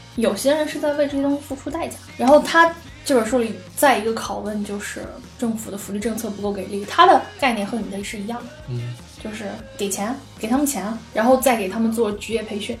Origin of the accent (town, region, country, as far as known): China